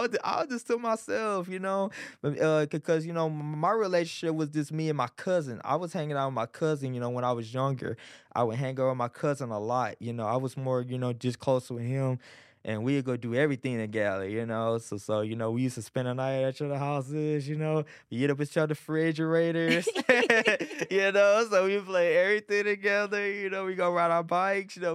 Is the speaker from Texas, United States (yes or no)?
yes; Arlington, Texas, United States; also born or lived in Beaumont, Texas / Irving, Texas; I got raised in Arlington, you know, and part of Irving